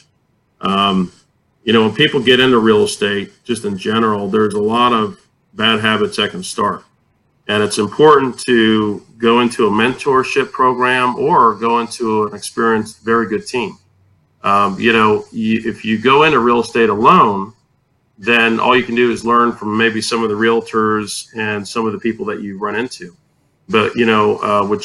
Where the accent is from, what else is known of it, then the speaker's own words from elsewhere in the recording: Tampa, Florida, United States; moved away as an adult; now in San Antonio, United States; I grew up in Tampa, Florida, and I got into real estate, and I moved to San Antonio in 2006